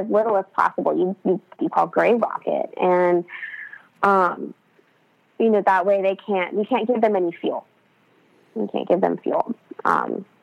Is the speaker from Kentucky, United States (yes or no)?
no; California, United States; accent: Californian; Do so, I have a Californian accent?